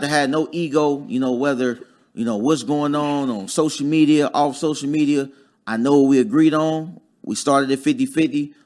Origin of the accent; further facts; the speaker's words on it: Dayton, Ohio, United States; moved away as an adult; also born or lived in Huntsville, Alabama; I'm from Dayton, Ohio originally